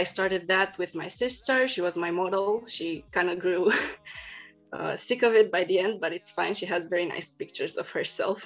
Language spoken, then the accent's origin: English; Bucharest, Romania; moved away as an adult; now in Berlin, Germany; I'm originally from Bucharest, from Romania, but I just moved 1 year ago in Berlin to study.